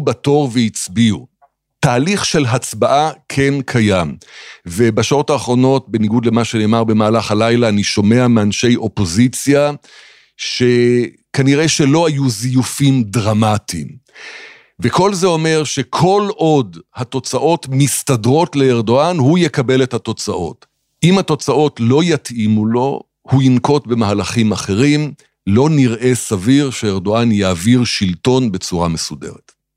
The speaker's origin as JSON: {"language": "Hebrew", "country": "Israel", "said": "אני ישראלי"}